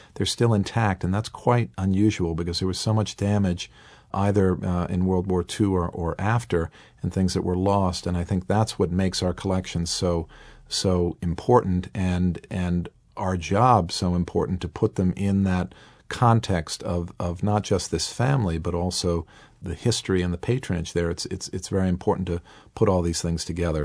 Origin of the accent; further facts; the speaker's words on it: Boston, Massachusetts, United States; they ended up in the Boston area, hence my accent, this is where I'm born and raised